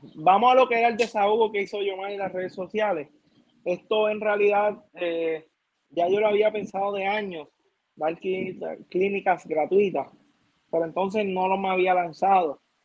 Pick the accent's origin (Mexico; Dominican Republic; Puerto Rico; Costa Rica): Puerto Rico; mi pueblo de Toda